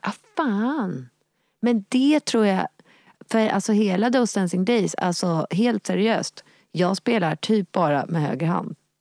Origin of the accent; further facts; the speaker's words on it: Nacka, Stockholm County, Sweden; där jag växte upp i Nacka i Lillinge